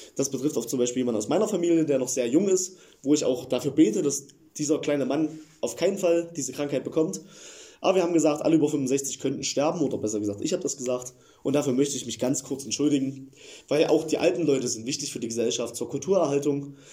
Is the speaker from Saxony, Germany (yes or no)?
yes; Eilenburg, Saxony, Germany; Ich komme aus der Nähe von Leipzig